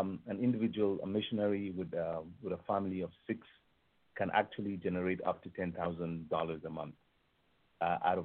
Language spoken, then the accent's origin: English; Nigeria; growing up in Nigeria, we had cattle